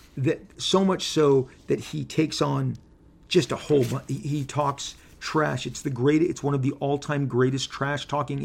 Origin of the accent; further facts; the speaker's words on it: Canada; The character's from Canada. I'm from Canada.